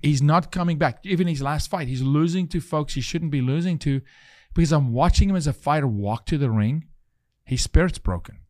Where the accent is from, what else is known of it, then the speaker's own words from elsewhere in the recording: South Africa; moved away; I'm from South Africa